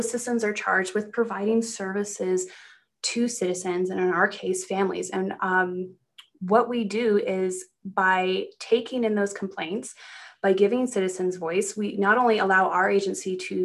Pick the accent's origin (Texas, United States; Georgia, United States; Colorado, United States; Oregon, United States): Colorado, United States; Granby; I grew up in Colorado. I grew up in a very small mountain town called Granby.